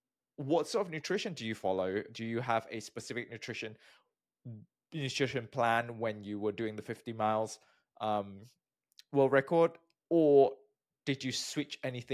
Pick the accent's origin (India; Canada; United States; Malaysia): Malaysia; moved away; also born or lived in United Kingdom; I'm from Malaysia. I got my PhD from the UK